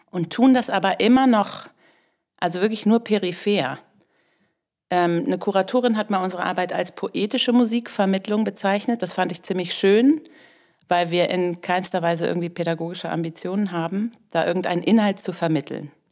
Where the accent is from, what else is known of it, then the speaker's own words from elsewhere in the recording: Lower Saxony, Germany; also wir kommen aus Niedersachsen und da gibt es eben dieses Ministerium